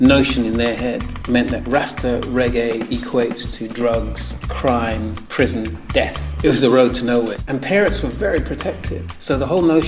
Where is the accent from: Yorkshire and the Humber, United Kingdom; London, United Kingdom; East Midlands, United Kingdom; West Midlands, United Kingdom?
West Midlands, United Kingdom; Birmingham; Our experience was growing up in Birmingham. Our experience was British